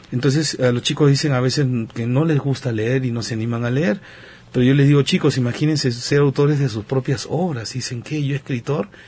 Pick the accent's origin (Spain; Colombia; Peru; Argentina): Peru; soy peruano, por el lado de mi mamá tengo la ascendencia de Okinawa, Japón